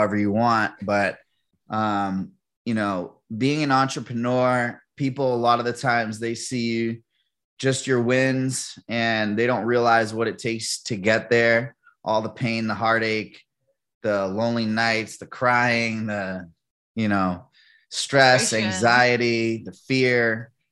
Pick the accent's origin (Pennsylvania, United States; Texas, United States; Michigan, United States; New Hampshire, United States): New Hampshire, United States; Manchester; Born and raised in Manchester, New Hampshire